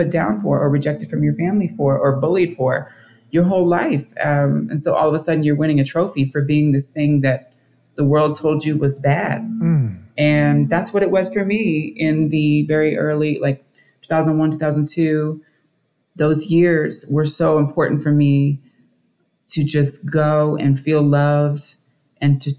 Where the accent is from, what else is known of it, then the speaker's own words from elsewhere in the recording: Dayton, Ohio, United States; moved away as an adult; also born or lived in Kentucky / New York City; I was born in Kentucky, raised in Dayton, Ohio. Moved out when I was 18